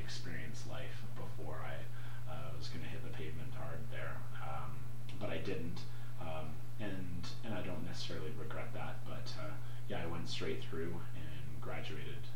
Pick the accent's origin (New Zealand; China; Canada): Canada; North Vancouver, British Columbia; I grew up in North Vancouver and went to Southern Island Secondary Public School.